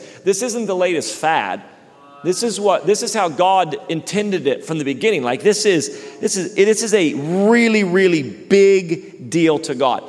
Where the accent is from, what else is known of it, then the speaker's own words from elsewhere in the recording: Redding, California, United States; when I grew up in Reading, we have lakes